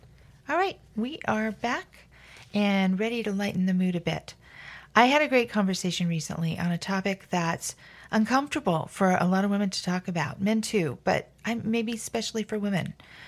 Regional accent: Los Angeles, California, United States; now in Oregon, United States; I'm from Los Angeles originally. So I was born in the sunshine in a beach community. And what am I doing in a Pacific Northwest rainforest?

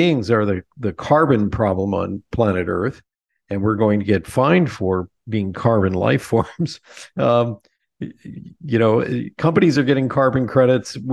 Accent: Lebanon, Pennsylvania, United States; We're living in my hometown of Lebanon, Pennsylvania

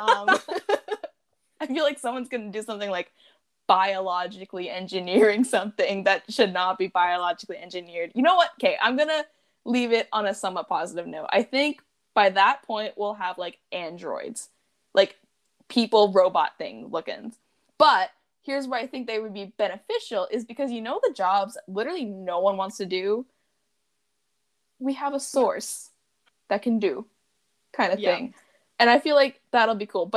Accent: Alberta, Canada; we're Canadian, and we're specifically Albertan, so we're inland

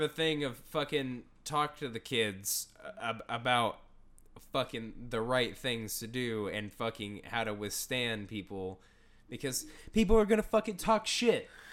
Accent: Houston, Texas, United States; growing up in Houston

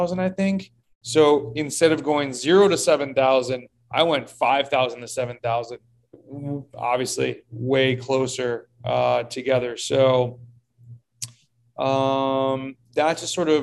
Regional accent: Rochester, New York, United States; now in Florida, United States; I grew up in Rochester, New York

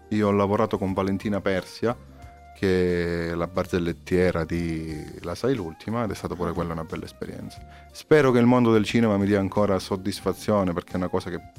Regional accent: Calabria, Italy; siamo calabresi.

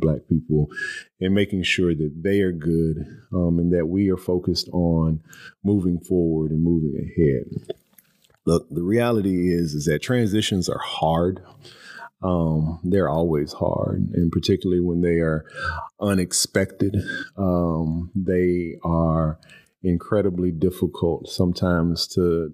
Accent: Houston, Texas, United States; moved away as an adult; also born or lived in College Station, Texas; now in Louisville, United States; I am a transplant to Louisville. I was born and raised in Houston, Texas.

